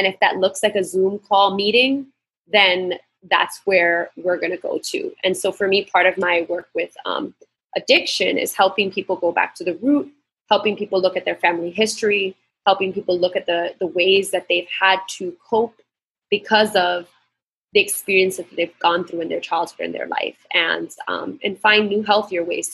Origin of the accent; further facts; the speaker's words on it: New York, United States; moved away as an adult; now in Puerto Rico; I grew up in New York my whole life